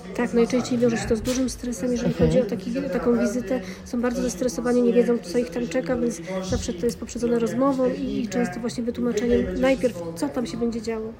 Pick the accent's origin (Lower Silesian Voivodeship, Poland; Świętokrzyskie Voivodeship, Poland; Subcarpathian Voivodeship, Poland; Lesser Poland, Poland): Lower Silesian Voivodeship, Poland; Jelenia Góra; jestem z Jeleniej Góry, no i mieszkam i pracuję tutaj na Dolnym Śląsku.